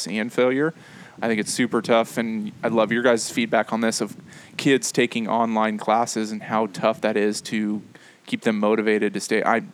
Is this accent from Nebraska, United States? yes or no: yes; Henderson, Nebraska, United States; I grew up in Henderson and now live in Henderson